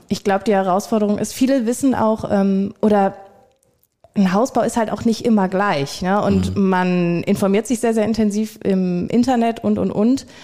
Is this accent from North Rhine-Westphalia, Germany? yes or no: yes; Viersen, North Rhine-Westphalia, Germany; war bei mir in der Region, ich komme aus Viersen